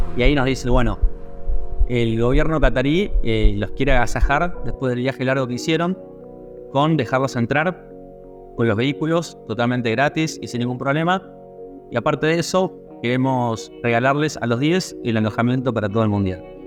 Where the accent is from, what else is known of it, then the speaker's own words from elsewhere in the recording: Argentina; siendo argentinos y sin tener un, pasaporte europeo